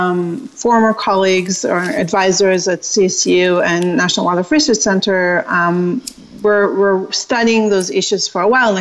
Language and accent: English; Israel; moved away as an adult; now in United States; I am originally from Israel